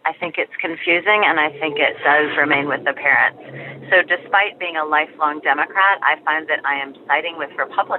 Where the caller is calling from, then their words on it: Chapel Hill, North Carolina, United States; I'm calling from Chapel Hill, North Carolina